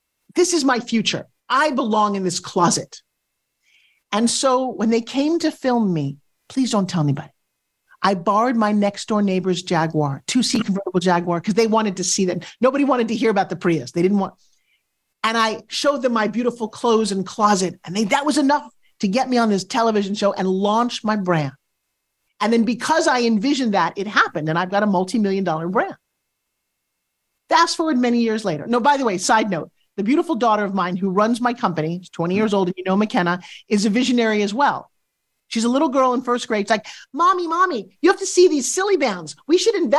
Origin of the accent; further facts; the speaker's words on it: St. Petersburg, Florida, United States; welcome to my hometown.